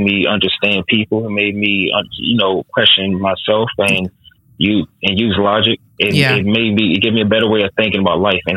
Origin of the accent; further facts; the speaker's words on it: United States; being American, a Black American man